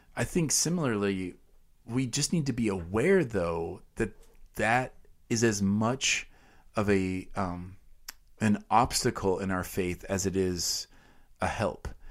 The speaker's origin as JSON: {"language": "English", "country": "United States"}